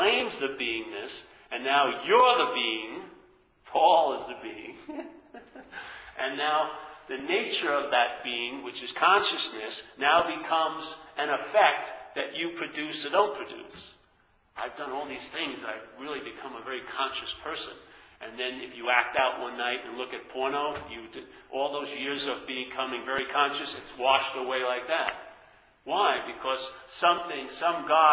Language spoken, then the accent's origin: English; New York, United States; moved away; I'm from New York